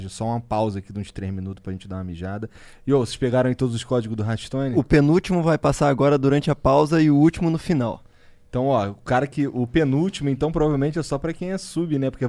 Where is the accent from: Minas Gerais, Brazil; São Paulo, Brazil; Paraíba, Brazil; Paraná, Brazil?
São Paulo, Brazil; Osasco; Não sou eu, porque eu sou de Osasco.